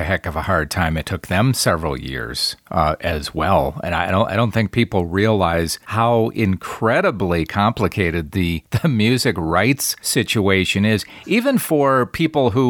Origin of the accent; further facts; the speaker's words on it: near Wilmot, Wisconsin, United States; I'm from Wisconsin, and I grew up not too far away from Wilmot, where Alpine Valley is